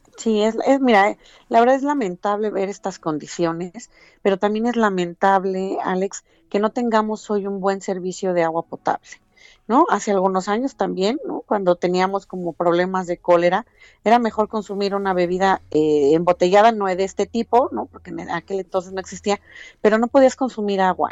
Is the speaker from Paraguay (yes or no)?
no; Mexico